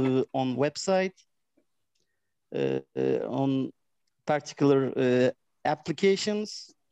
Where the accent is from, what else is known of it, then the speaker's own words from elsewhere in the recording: Adana, Turkey; English is a second language; I am from Adana, which is in the south of Turkey.